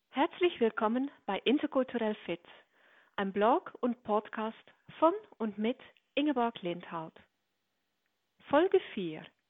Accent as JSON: {"language": "German", "country": "Netherlands", "said": "für mich als Niederländerin"}